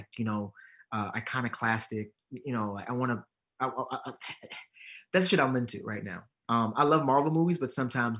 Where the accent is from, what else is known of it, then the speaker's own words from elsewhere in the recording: Hyattsville, Maryland, United States; my hometown in Hyattsville